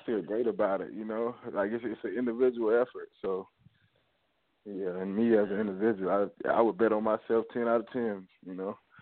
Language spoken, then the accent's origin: English; Augusta, Georgia, United States; I'm from Augusta, Georgia